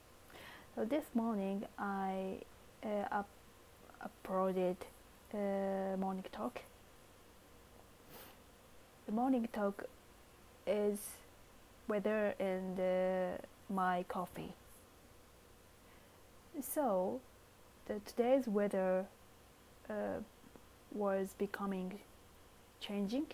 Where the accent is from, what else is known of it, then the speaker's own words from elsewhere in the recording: northern Kyoto, Japan; English is a second language; moved away; my hometown is Kyoto, and so northern part of Kyoto